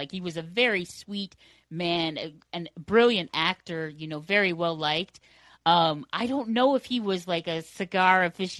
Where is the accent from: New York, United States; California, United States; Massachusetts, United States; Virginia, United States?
New York, United States; I'm just from New York.